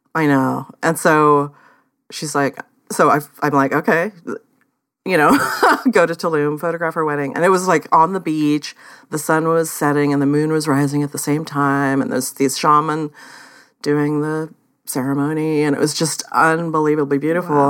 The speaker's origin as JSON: {"language": "English", "town": "Oakland", "region": "California", "country": "United States", "tie": "born or raised there", "moved": "yes", "said": "I grew up in the Bay Area in Oakland"}